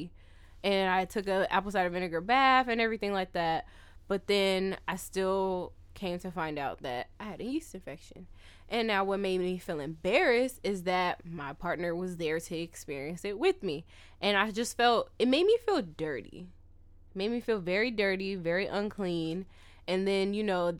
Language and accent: English; California, United States; I'm from California.